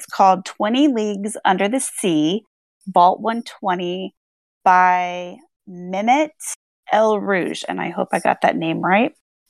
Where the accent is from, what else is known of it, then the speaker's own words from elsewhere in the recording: Ireland; I'm not great at names. I'm Irish, you know.